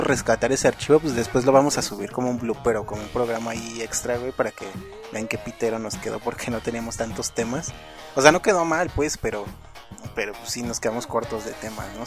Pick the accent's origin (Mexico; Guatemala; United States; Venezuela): Mexico; somos mexicanos